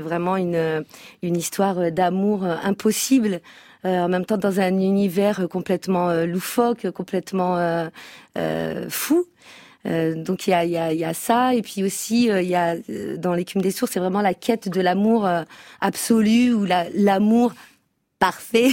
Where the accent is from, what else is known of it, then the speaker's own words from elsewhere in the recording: France; Donc je suis née en France, donc je, connais encore plus la, culture française que ma culture berbère